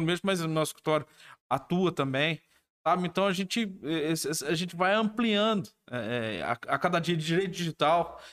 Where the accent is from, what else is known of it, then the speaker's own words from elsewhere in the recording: Alfenas, Minas Gerais, Brazil; eu sou de Alfenas, né? É, nascido e criado em Alfenas